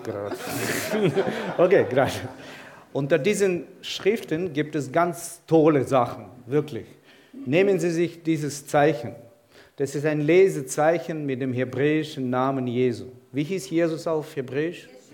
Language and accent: German; Kyiv, Ukraine; German is a second language; moved away as an adult; now in Leinfelden-Echterdingen, Germany; Ich komme aus der Ukraine. Ich bin in der Stadt Kiew geboren und aufgewachsen.